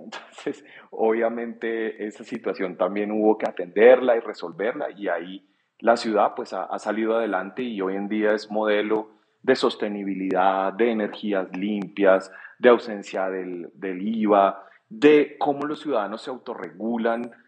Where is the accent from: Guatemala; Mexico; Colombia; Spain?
Colombia; como colombiano